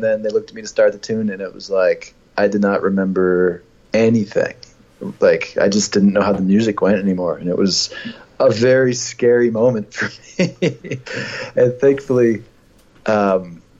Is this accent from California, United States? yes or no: no; Boston, Massachusetts, United States; moved away as an adult; now in New York, United States; I'm from Boston, and I stayed around Boston for a bit, and like I really just was a local musician there for years